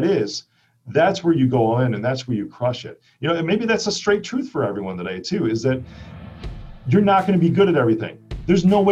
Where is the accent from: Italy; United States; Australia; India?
United States; Chicago, Illinois; I'm from Chicago